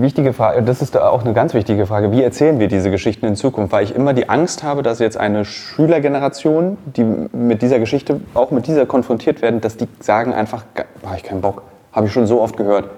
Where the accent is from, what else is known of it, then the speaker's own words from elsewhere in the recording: Berlin, Germany; Als Berliner, als Gebürtiger